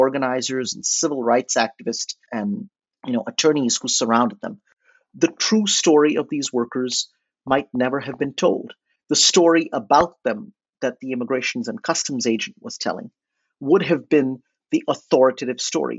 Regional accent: India; moved away as an adult; also born or lived in New Orleans; I was estranged from my home, from India

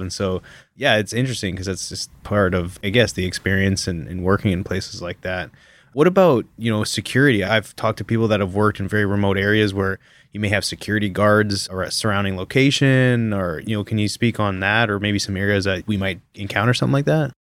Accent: Canada; moved away; as a Canadian coming here

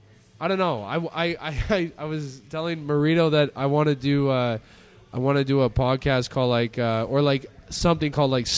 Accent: Ghana; I'm from Africa. I'm from Ghana.

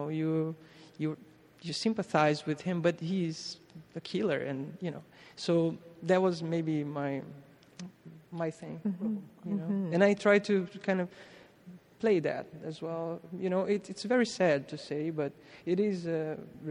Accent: Brazil; moved away; growing up in Brazil

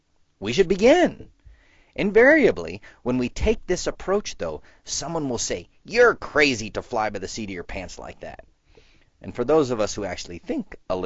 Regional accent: Southeast, United States; I grew up in the Southeast

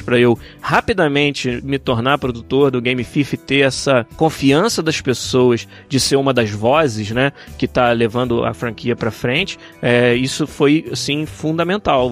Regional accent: Brazil; abençoado de nascer onde eu nasci

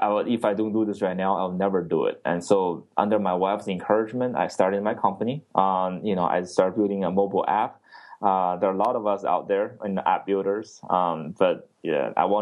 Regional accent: China; now in Texas, United States; I grew up in China

